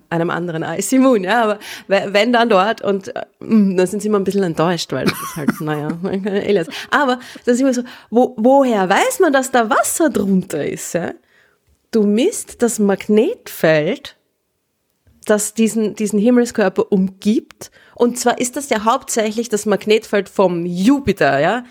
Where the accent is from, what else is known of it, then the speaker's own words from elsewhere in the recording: Vienna, Austria; als gebürtige Wienerin